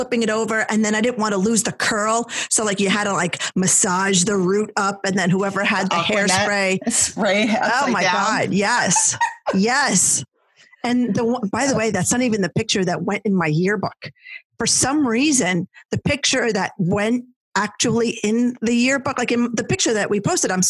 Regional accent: New Jersey, United States; I was a Jersey blonde, girl

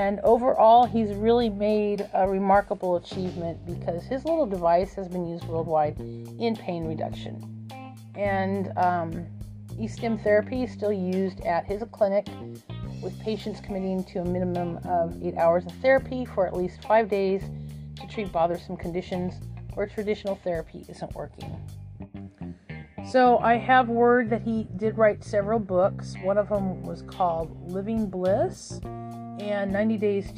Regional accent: Arizona, United States; moved away; I'm originally from Arizona

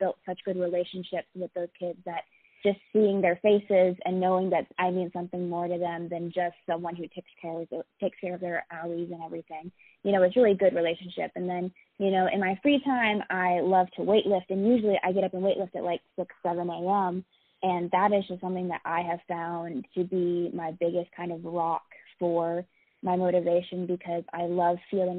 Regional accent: Alaska, United States; I am originally from Alaska. I was a military child growing up, so I've kind of been all over the place.

